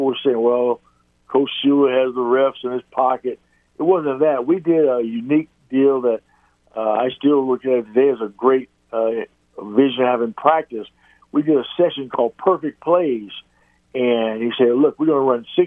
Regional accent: Texas, United States; Growing up in Texas, it was always a childhood dream to make it to the NFL.

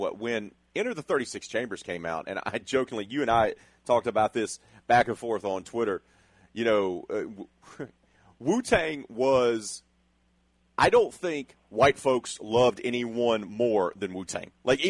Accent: Alabama, United States; also born or lived in Louisiana / Illinois; growing up in the South, in Alabama, and then in the West Bank of New Orleans, and then Gonzales, and then I actually moved up to Central Illinois

